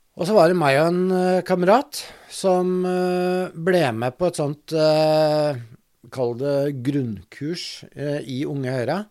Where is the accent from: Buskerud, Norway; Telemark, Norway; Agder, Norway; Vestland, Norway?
Buskerud, Norway; Drammen; also born or lived in Lier; jeg er vokst opp på Konnerud